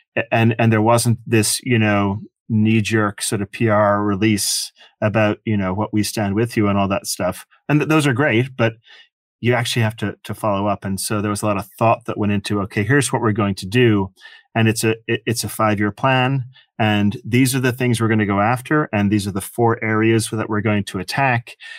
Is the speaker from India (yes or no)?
no; Ireland; moved away as an adult; also born or lived in Michigan, United States; now in United States; I grew up in Ireland. Uh, I came to America when I was eighteen